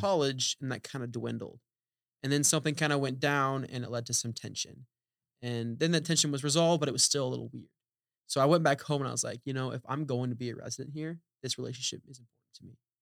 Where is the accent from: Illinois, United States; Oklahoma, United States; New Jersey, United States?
Oklahoma, United States; moved away as an adult; a college in Oklahoma Wesleyan in my hometown